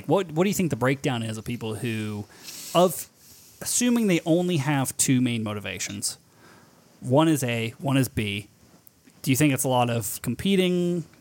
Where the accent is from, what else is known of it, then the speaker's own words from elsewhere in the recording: United States; I'm fucking American